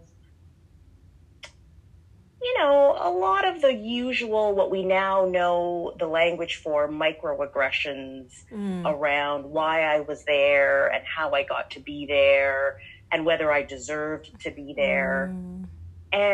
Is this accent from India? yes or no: no; Canada; moved away as an adult; now in Atlanta, United States; I am a Canadian diplomat, currently based in Atlanta, Georgia